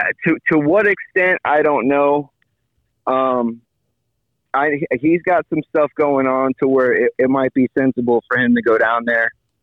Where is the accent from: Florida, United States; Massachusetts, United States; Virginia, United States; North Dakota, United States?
Florida, United States; Miami; now in Dania Beach, United States; Born and raised in Miami, and I live in Dania Beach for the past like 8-9 years.